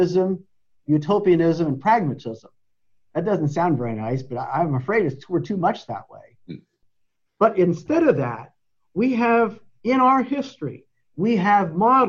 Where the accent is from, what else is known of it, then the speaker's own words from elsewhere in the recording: Lancaster Conference, Pennsylvania, United States; growing up in the Lancaster Conference and then in with the Eastern Conference